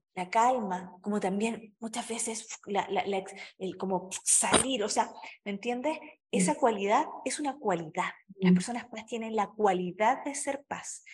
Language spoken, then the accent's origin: Spanish; Chile; now in Mexico; Yo vivo en México, soy chilena, pero vivo en México